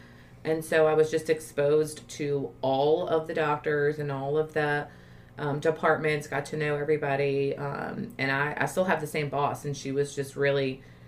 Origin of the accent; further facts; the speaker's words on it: New Orleans, Louisiana, United States; moved away as an adult; now in Baton Rouge, United States; I basically am ish from Baton Rouge, but grew up in New Orleans, came here for LSU and never left.